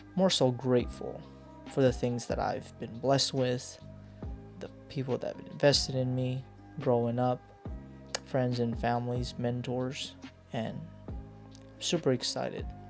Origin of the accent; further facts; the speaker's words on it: Hawaii, United States; also born or lived in Philippines; I am a Filipino American born in the Philippines. Grew up a little bit in the Philippines, but later spent most of my life in Hawaii